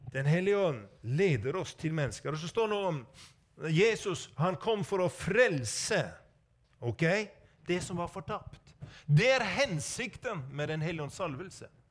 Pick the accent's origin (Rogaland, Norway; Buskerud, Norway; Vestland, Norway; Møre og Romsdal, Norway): Vestland, Norway; Sogn; er født og oppvokst i Sogn